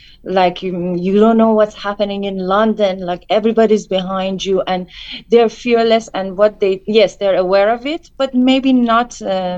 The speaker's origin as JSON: {"language": "English", "country": "Iran", "tie": "born or raised there", "moved": "as an adult", "said": "I grew up in Iran."}